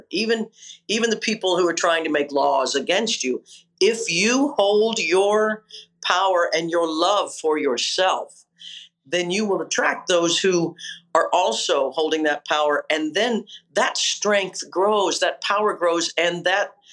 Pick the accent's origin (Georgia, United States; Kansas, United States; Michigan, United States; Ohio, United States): Kansas, United States; a girl from Kansas